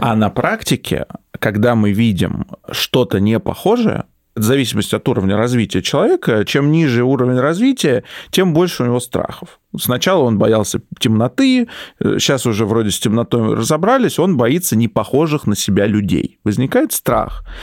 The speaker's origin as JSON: {"language": "Russian", "region": "Moscow", "country": "Russia", "tie": "born or raised there", "said": "В Москве в 90-е, когда я рос, было жестко"}